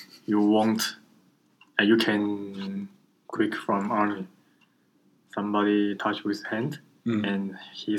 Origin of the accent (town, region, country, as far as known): Taiwan